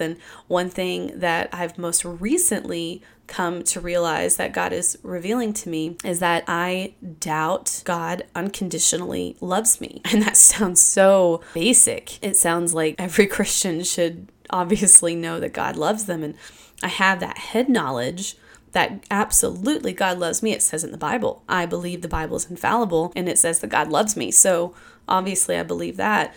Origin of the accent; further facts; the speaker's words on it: Kentucky, United States; I grew up in Kentucky.